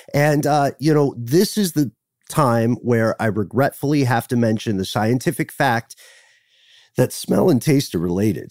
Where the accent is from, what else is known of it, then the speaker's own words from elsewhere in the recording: United Kingdom; We're the ones with the accents